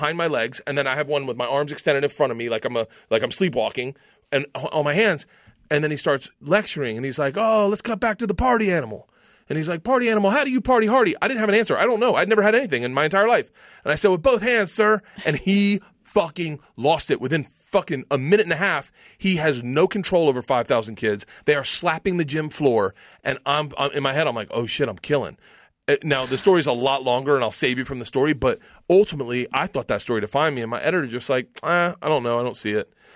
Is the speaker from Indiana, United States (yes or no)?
no; Tampa, Florida, United States; I grew up in Tampa